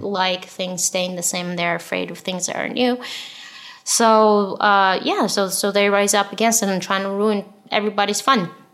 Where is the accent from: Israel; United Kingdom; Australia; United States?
Israel; English is a second language; I'm from Israel